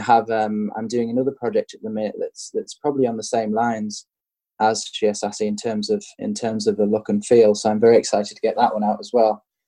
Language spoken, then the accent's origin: English; England, United Kingdom; I'm English